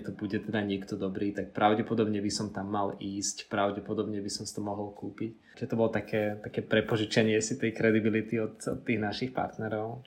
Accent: Slovakia; Ja som, ja som jediný Slovák v týme teraz

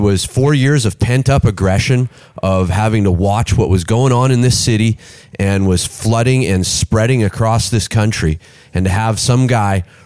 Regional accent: Alberta, Canada; I'm from fucking Alberta

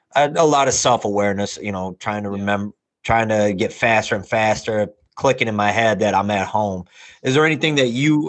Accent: south of Chicago, Illinois, United States; here in my hometown that I'm living in now, right south of Chicago in Illinois

